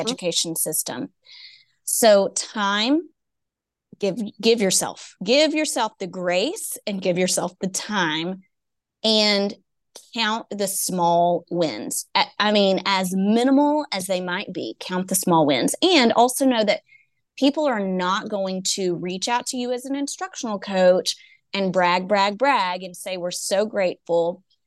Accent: East Texas, United States; I'm from East Texas.

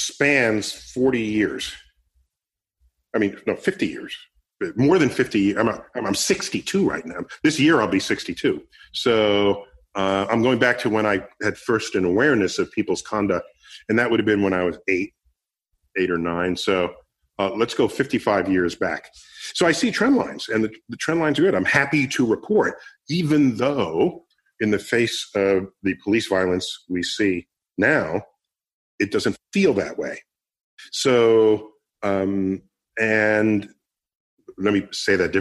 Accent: New York City, New York, United States; I grew up in the Bronx.

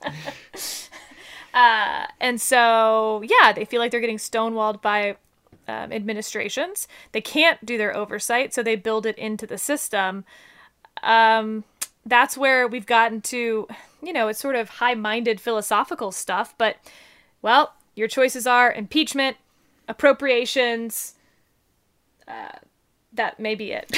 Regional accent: United States; we as Americans

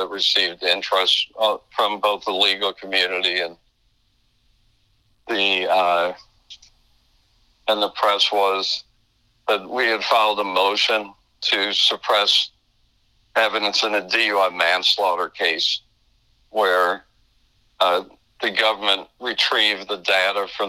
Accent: Chicago, Illinois, United States; moved away as an adult; now in Florida, United States; I'm from Chicago originally. We went to law school in Chicago

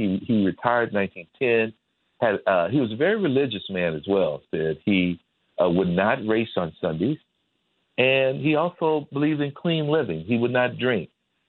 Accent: Midwest, United States; accent: Midwest; pardon me with my Midwest accent if I'm not pronouncing Worcester correctly.

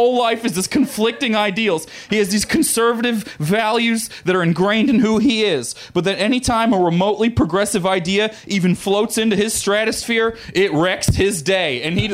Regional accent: Missouri, United States; I grew up in Missouri, and my family's all rednecks

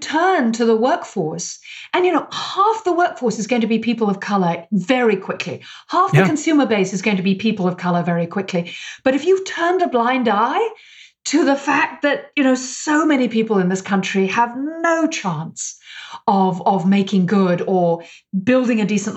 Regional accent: United Kingdom; now in United States; I'm British

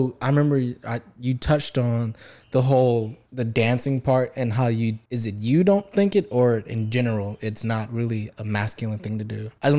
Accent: the South, United States; I was raised in the South, you know, with a pretty hood dad, and you know, my mom is from the country.

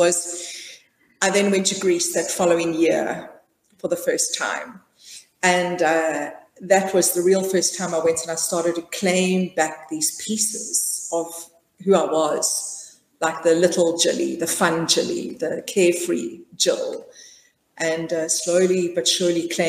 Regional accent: South Africa; I'm South African, born and bred, and I was raised in a traditional middle-class family.

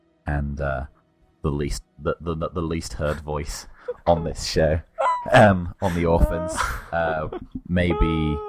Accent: England, United Kingdom; we're all English

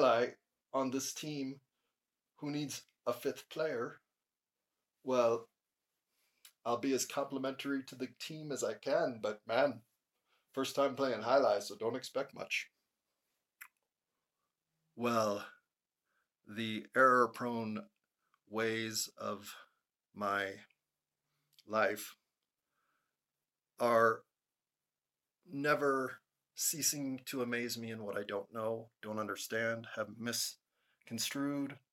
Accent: United States; as an American

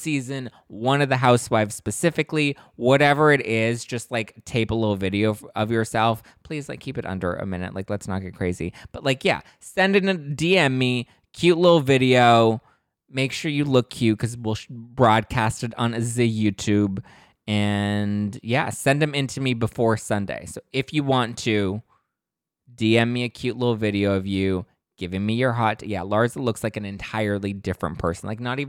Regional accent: New Jersey, United States; I'm just an Irish-Italian girl from North Jersey.

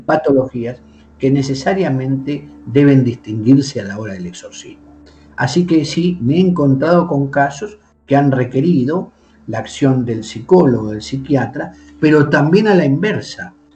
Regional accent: Argentina; moved away as an adult; now in Spain; yo soy nativo de la República Argentina

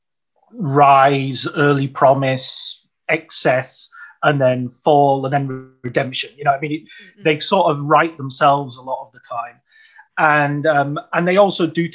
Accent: United Kingdom; I'm British and I grew up during the royal wedding and all that period.

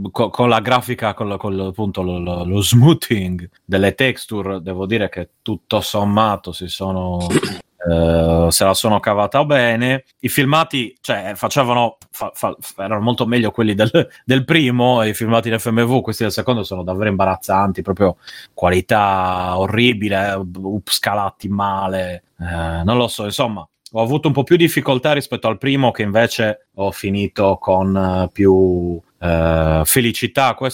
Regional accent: Rome, Lazio, Italy; io sono di Roma

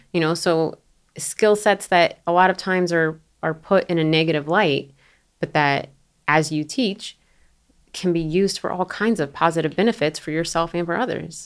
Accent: Florida, United States; moved away; I'm from Florida, I'm from the South

